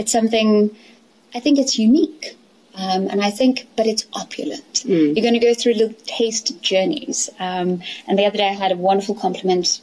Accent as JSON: {"language": "English", "area": "Elandsfontein", "region": "Gauteng", "country": "South Africa", "tie": "born or raised there", "also_born_or_lived": "London", "said": "I grew up here in Elandsfontein on the farm"}